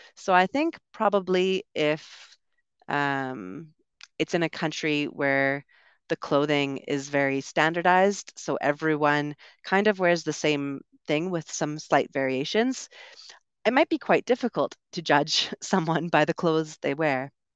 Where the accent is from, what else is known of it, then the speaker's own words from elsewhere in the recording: Canada; accent: Canadian; moved away as an adult; also born or lived in United Kingdom; now in Medellin, Colombia; I grew up in Canada, so we learned and we speak in the way that this would be usually singular